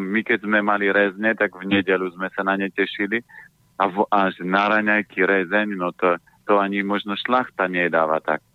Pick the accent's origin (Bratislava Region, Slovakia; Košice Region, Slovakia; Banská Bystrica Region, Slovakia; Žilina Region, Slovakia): Žilina Region, Slovakia; Orava; ja pochádzam z Oravy